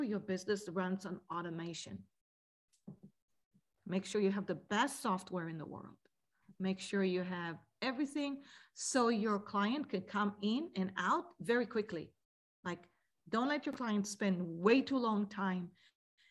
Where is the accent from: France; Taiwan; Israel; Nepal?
Israel; moved away; growing up in Israel as a little kid